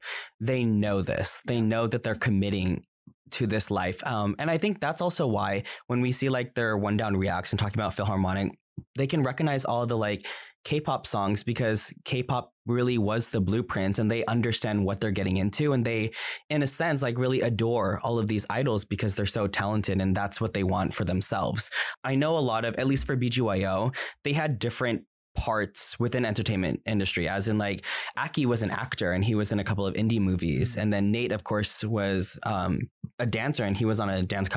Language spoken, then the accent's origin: English; United States; I'm Filipino American and I can't speak Tagalog